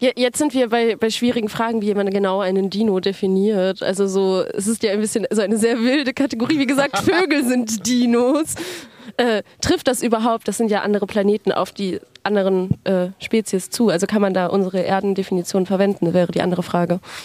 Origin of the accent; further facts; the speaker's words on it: Frankfurt am Main, Hesse, Germany; Ich komme aus Frankfurt am Main und studiere dort soziale Arbeit